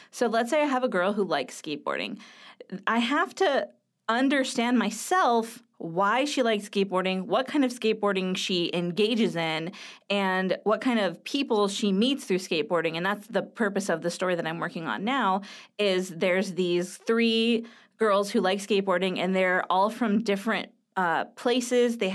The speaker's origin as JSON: {"language": "English", "region": "California", "country": "United States", "said": "You know, like I'm from Southern California, which is one of the uh, quintessential places where skateboarding happens."}